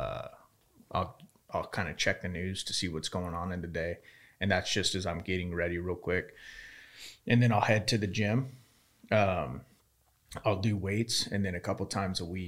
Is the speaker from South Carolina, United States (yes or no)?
no; Yuma, Arizona, United States; moved away; growing up in Yuma